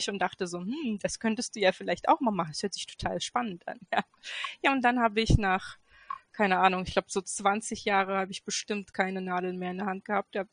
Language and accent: German; Göttingen, Lower Saxony, Germany; Ähm, ich komme aus Göttingen ähm, und wohne ähm, in Geismar hier in Göttingen mit ähm, meinem Mann und drei Kids.